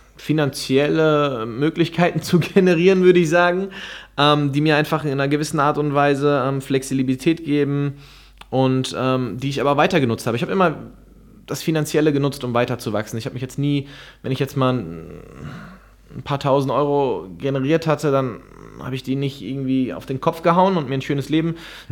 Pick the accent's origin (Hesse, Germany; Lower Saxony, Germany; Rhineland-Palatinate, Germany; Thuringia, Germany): Hesse, Germany; Frankfurt; moved away as an adult; now in Gran Canaria, Spain; Frankfurt ist mein, mein, mein, mein Heimatort sozusagen. Da wohnt meine ganze Familie